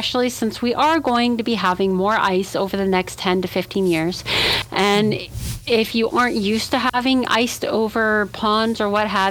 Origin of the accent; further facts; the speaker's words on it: Victoria, British Columbia, Canada; we don't get any kind of ice in Victoria